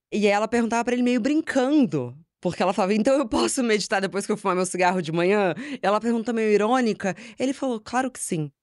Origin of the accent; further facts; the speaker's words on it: São Paulo, Brazil; moved away; also born or lived in Rio de Janeiro; cresci em São Paulo, eu mudei pro Rio de Janeiro